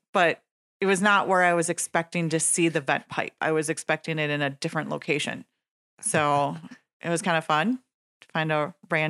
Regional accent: Nekoosa, Wisconsin, United States; My hometown.

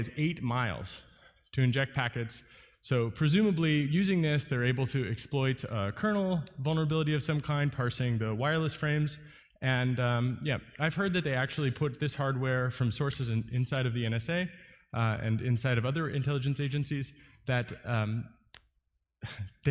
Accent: United States; As an American

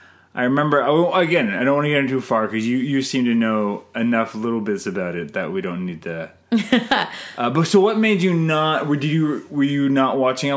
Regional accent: Canada; I'm Canadian filmmaker

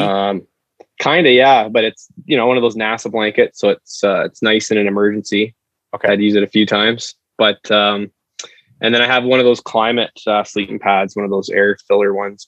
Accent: Abbotsford, British Columbia, Canada; I grew up in Abbey

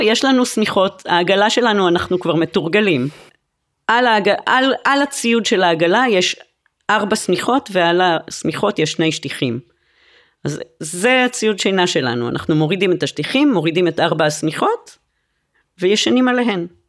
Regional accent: Jerusalem, Jerusalem District, Israel; אני גדלתי בירושלים וטיילתי באזור יהודה ושומרון בנערותי

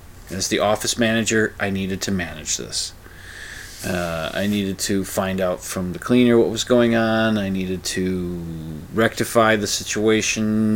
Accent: Minnesota, United States; the Minnesota Twins. They're my hometown team

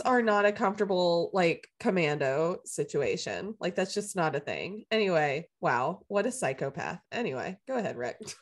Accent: the South, United States; I grew up in the South

